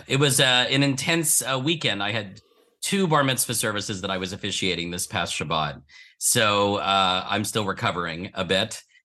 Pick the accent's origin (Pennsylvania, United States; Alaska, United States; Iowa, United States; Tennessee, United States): Pennsylvania, United States; Philadelphia; I was born in Philadelphia and uh, was raised uh, in what would be considered a conservative Jewish household